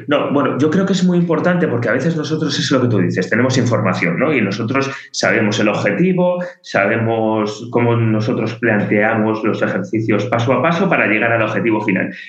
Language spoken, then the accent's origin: Spanish; León, Castile and León, Spain; now in Catalonia, Spain; yo que soy de León, como, creo que ya dije, pues eh, cuando ahora que estoy en Cataluña